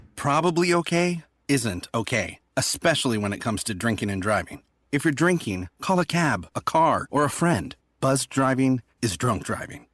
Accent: United States; as an American

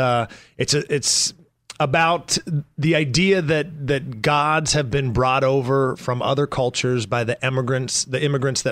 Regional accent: Canada; now in Los Angeles, United States; I come from Canada and it was a hockey background there.

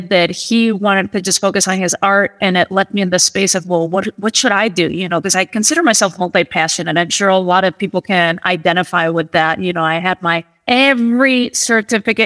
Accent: Madrid, Community of Madrid, Spain; moved away as an adult; now in United States; Born and raised in Spain and Madrid, actually

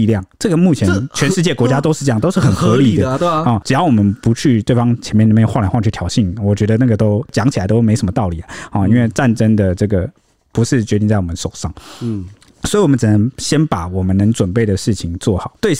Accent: Taiwan; 都应该是我们台湾人自己要负责，自己要

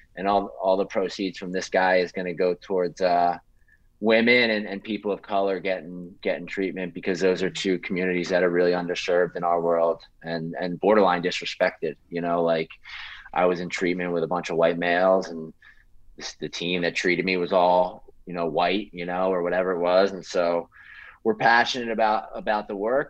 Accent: Philadelphia, Pennsylvania, United States; I'm from Philly

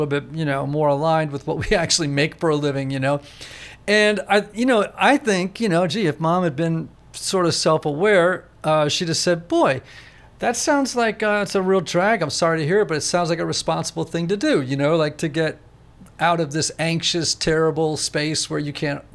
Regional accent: Greenwich, Connecticut, United States; I grew up in Greenwich, Connecticut and didn't leave there

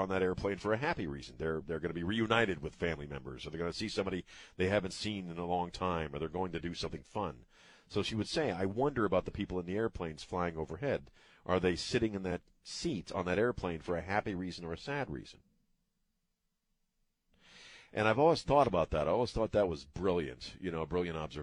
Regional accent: Maryland, United States; also born or lived in Colorado; now in Texas, United States; where I grew up in Maryland.

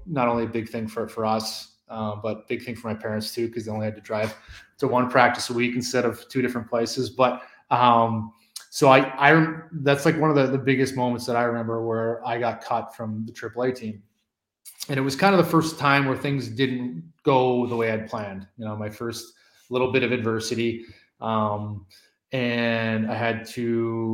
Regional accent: Maple Ridge, British Columbia, Canada; growing up in Maple Ridge

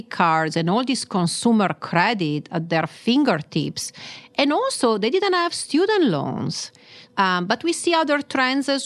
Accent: Milan, Lombardy, Italy; accent: Milanese; English is a second language; moved away as an adult; now in United States; I was born and raised in Milan and moved to the U.S. about 25 years or so ago for my graduate studies

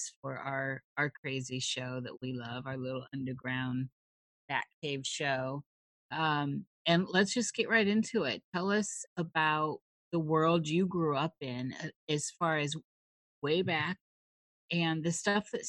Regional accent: Midwest, United States; moved away; I'm from the Midwest

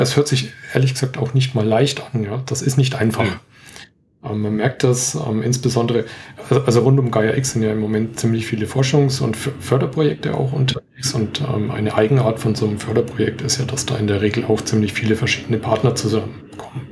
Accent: Franconia, Bavaria, Germany; accent: Franconian; bin Franke, entschuldige. Ich habe immer so leichte Probleme mit dem D und dem T

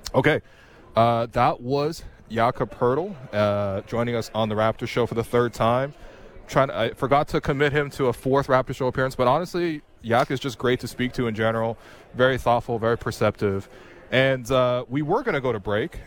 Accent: China; now in Canada; I was born in China I came here and so every time I go back to China I feel like I'm a slightly different person

